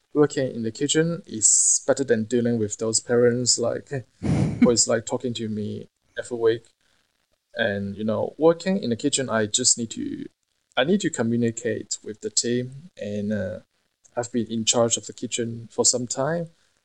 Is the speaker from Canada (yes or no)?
no; Hong Kong; I can find a job easily in Hong Kong, as you know, I'm from Hong Kong, and I have friends there opening new restaurants